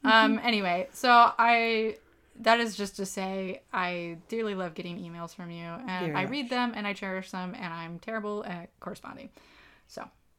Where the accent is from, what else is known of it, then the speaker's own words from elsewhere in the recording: Park City, Utah, United States; I grew up in Park City, Utah, which is best known for the Sundance Film Festival.